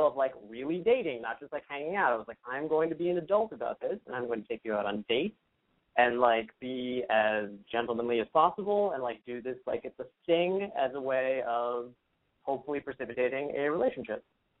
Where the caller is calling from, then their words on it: Los Angeles, California, United States; I'm 27. I'm calling from L.A.